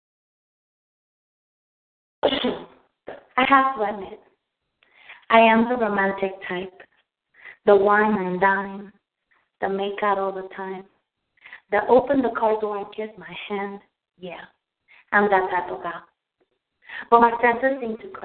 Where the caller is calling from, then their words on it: Virginia, United States; I'm calling from Virginia